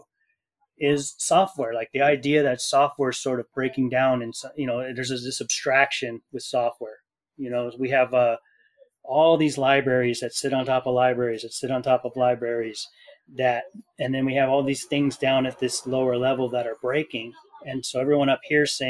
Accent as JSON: {"language": "English", "town": "Fullerton", "region": "California", "country": "United States", "tie": "born or raised there", "said": "I grew up in Fullerton, California."}